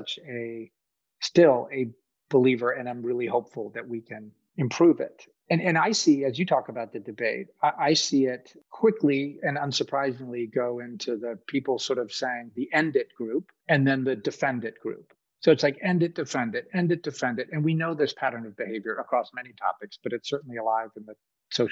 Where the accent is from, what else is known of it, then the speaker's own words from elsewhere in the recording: Boston, Massachusetts, United States; now in Kentucky, United States; I grew up in Boston, where almost no one I know has a gun. I live in Kentucky